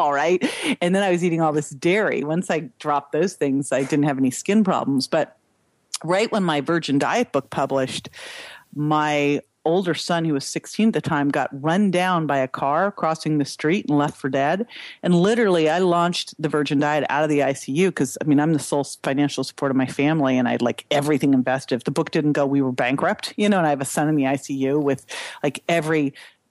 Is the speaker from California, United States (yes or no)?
yes; Berkeley, California, United States; I grew up in Berkeley